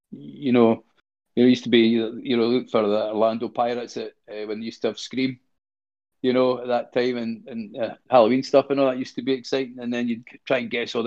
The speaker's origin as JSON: {"language": "English", "region": "Scotland", "country": "United Kingdom", "accent": "Scottish", "said": "my Scottish accent"}